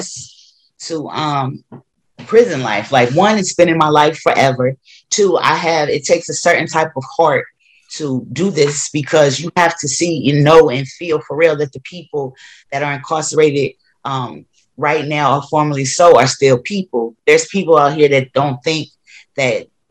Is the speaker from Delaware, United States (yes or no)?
yes; Wilmington, Delaware, United States; moved away as an adult; I moved back to my hometown of Delaware. And particularly Wilmington, that's where I grew up.